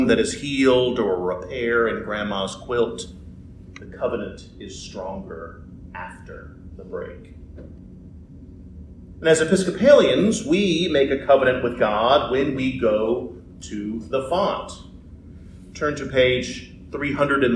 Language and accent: English; United States; as Christians living in this great nation